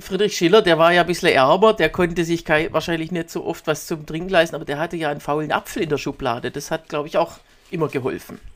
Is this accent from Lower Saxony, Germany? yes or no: no; Swabia, Baden-Württemberg, Germany; accent: Swabian; now in Berlin, Germany; Ich bin noch nicht, muss ich zugeben, noch nicht ins Schwäbische verfallen